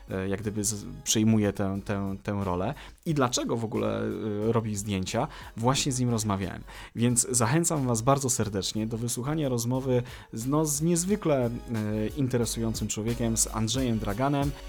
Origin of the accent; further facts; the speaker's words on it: Konin, Greater Poland, Poland; jesteśmy z tego samego miasta? Z Konina? Tak jest.